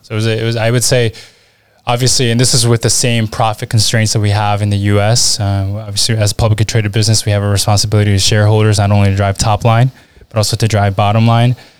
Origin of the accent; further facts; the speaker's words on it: Washington, District of Columbia, United States; accent: American; moved away as an adult; also born or lived in Lima, Peru / Utah / Spain / Switzerland; now in Southern Germany; I grew up in Washington, D C, which is why you, you hear the accent